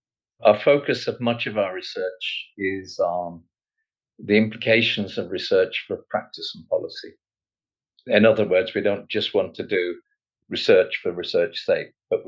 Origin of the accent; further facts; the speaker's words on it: Blackpool, North West England, United Kingdom; moved away as an adult; also born or lived in Bolton, Lancashire / Canada; I was born in Bolton in Lancashire, and I grew up in Blackpool, a little fishing town on the coast there. We were market traders.